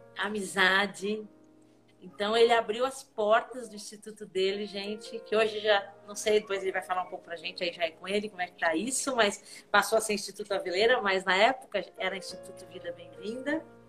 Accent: Portugal; sou portuguesa, né, não sou alemã

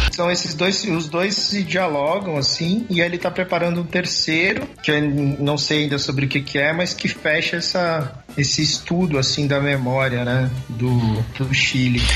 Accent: Brazil; pra gente como brasileiro

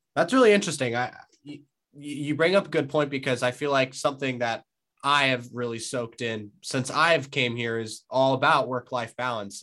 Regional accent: California, United States; I'm from California

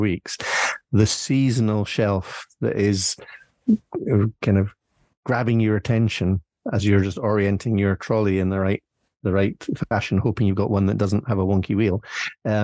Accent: Scotland, United Kingdom; we in Scotland

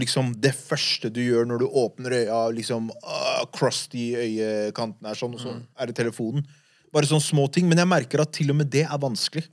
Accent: Oslo, Norway; De eldre gutta jeg vokste opp med på Furuset

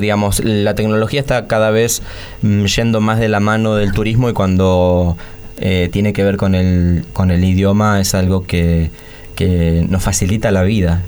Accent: Argentina

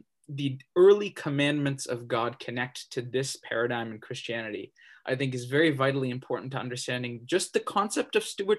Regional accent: Brampton, Ontario, Canada; I come from Brampton, Ontario, in the territory of Upper Canada Treaty Number 18.

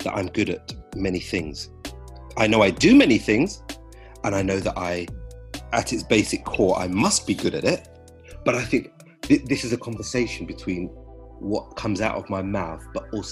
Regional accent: Berkshire, South East England, United Kingdom; moved away; also born or lived in London; Growing up in Berkshire

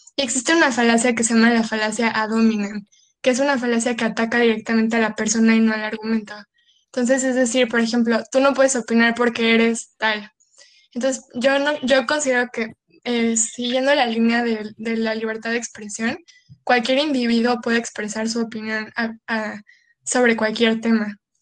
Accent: Cancún, Quintana Roo, Mexico; somos de Cancún

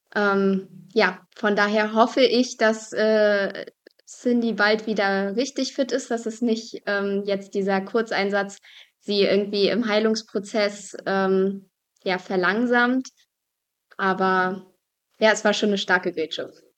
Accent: Binz, Mecklenburg-Vorpommern, Germany; moved away; also born or lived in Bergen auf Rügen; Ich bin auf Rügen aufgewachsen und in Bergen auf Rügen geboren

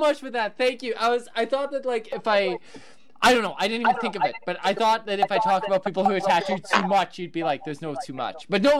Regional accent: Canada; I'm first generation Canadian. Outside of that, my mother was German, my grandparents were German

